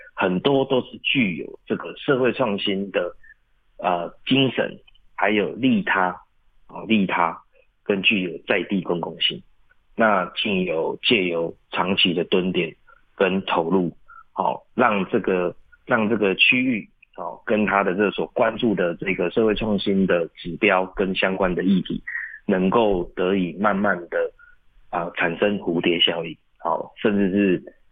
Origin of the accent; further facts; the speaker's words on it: Taiwan; 我们现在我们台湾的这个，啊，原住民族，至少十六嘛